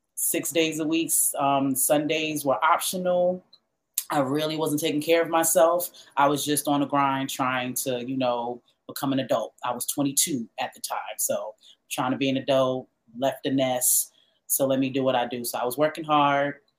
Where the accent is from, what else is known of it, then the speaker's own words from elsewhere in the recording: New York City, New York, United States; also born or lived in Pennsylvania; I'm from New York.